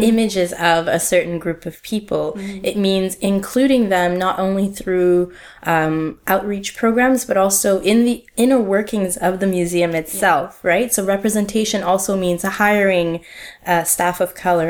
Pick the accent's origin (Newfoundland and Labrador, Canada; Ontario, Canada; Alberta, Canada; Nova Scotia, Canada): Ontario, Canada; Ottawa; moved away as an adult; now in Montreal, Canada; I grew up in Ottawa, which is a, a small city two hours away from Montreal in a different province in mm-hmm. Ontario